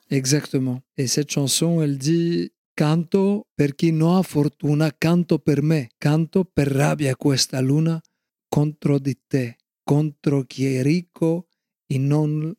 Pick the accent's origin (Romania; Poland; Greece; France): Greece; Ionian Islands; je suis originaire de la Grèce, de la mer Ionienne, c'est-à-dire que je suis mm-hmm. exactement en face de l'Italie